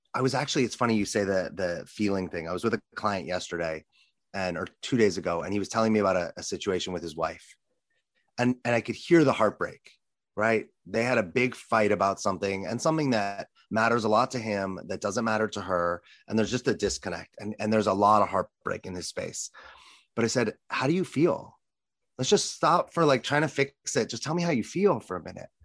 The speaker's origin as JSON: {"language": "English", "town": "Los Angeles", "region": "California", "country": "United States", "tie": "born or raised there", "said": "as a little boy growing up in Los Angeles"}